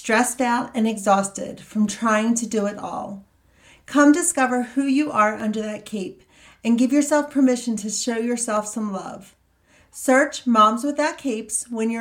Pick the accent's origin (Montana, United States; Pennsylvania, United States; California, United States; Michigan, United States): Montana, United States; me from Montana